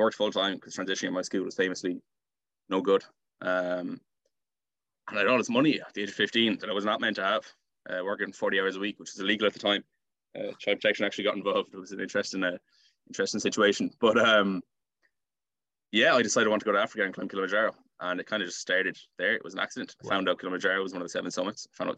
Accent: Salthill, Connacht, Ireland; So being beside the sea, being near town, our school was close to us. It's definitely a nice part of Galway. I think Galway's a nice part of Ireland as well.

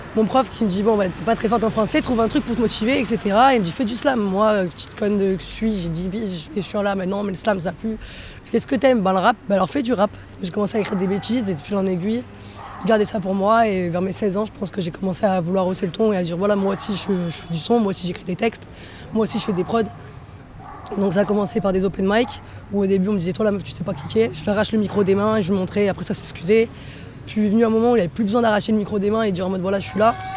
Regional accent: Marseille, Provence-Alpes-Côte d'Azur, France; moved away; j'ai grandi à Marseille, après j'ai beaucoup bougé

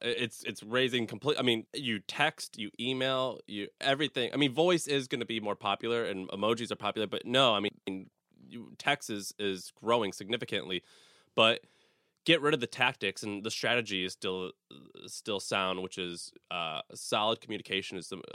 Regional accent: St. Louis, Missouri, United States; Well, so I'm born and raised in St. Louis, Missouri, and it just was, if you want something, you just have to go out and you start a business.

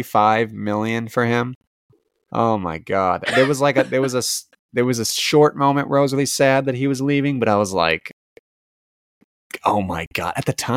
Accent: United States; As an American fan

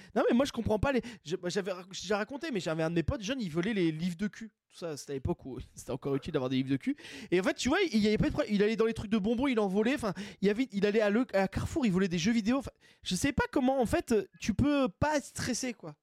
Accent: Basque Country, Nouvelle-Aquitaine, France; je suis du Pays Basque

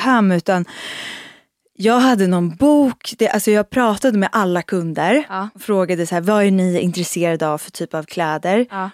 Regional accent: Uppsala, Uppsala County, Sweden; moved away as an adult; now in Stockholm, Sweden; jag kommer från Uppsala men flyttade faktiskt direkt egentligen när jag var 19 eh, direkt efter där till Stockholm

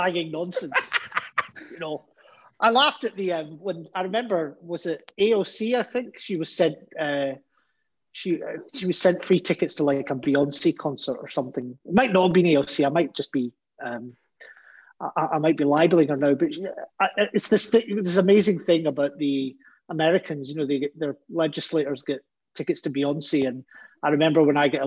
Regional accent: Glasgow, Scotland, United Kingdom; 34 years as a Glaswegian

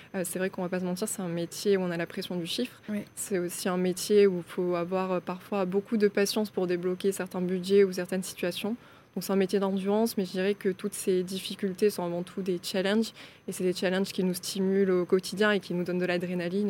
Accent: Aveyron, Occitania, France; moved away as an adult; also born or lived in Toulouse; je suis née euh, en Aveyron

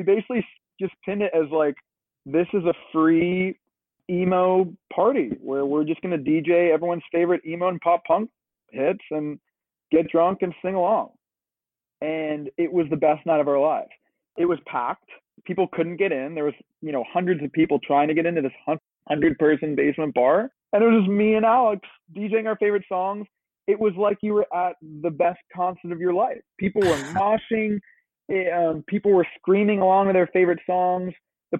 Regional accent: London, United Kingdom; moved away as an adult; now in Brooklyn, United States; And so when we were growing up in London, we'd always be going to shows and, you know, cool venues, seeing cool artists.

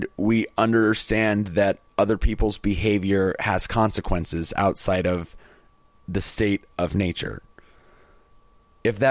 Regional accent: United States; as an American

